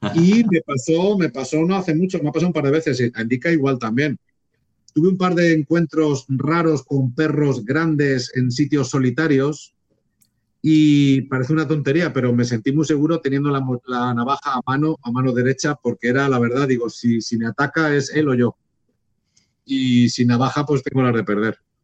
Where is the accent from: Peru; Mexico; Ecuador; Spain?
Spain; Fene, Galicia; de mi pueblo de aquí de Fene